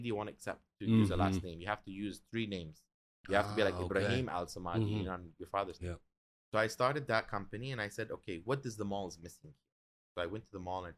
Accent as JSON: {"language": "English", "country": "United States", "moved": "as an adult", "lives_now": "Dubai, United Arab Emirates", "said": "I'm an American citizen, even till today"}